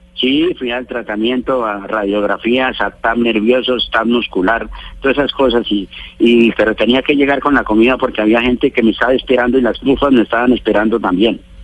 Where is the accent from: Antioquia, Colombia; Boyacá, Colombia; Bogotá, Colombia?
Boyacá, Colombia; El Cocuy; yo soy del Cocuy acá